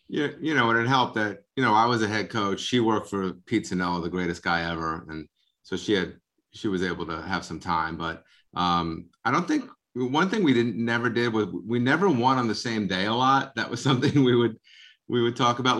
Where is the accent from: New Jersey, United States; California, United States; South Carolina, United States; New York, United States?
New York, United States; Long Island; now in Bergen County, United States; I'm from Long Island